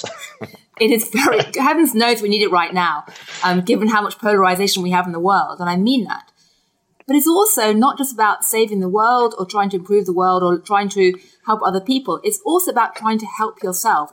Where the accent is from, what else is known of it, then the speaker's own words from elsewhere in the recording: United Kingdom; I grew up in Britain eating Kit Kat